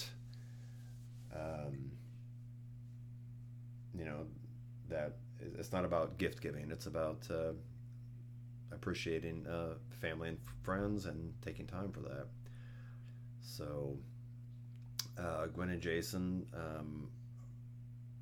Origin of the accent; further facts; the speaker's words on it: West Coast, United States; I grew up on the West Coast